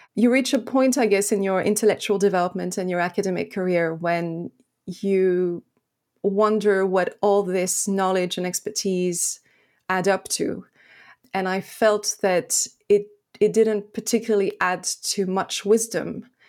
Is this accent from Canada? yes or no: no; France; also born or lived in Lebanon; I was born in Lebanon at the beginning of a, of a civil war. And so I grew up in, in France